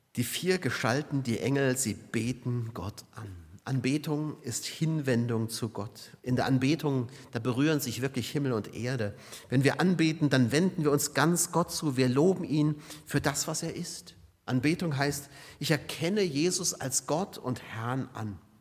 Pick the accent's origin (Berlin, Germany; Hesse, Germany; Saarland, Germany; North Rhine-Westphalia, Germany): Saarland, Germany; Saarbrücken; Oder Saarbrücken hier meine Heimat